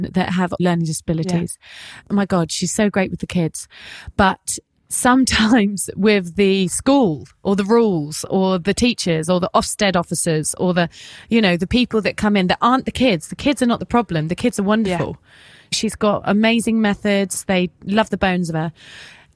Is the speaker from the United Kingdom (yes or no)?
yes; England, United Kingdom; we as English people